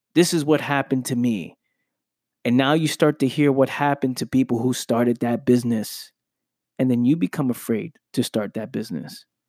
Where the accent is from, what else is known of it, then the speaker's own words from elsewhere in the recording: New York City, New York, United States; I'm from the Bronx, New York. I grew up in Pelham Parkway, Bronx, New York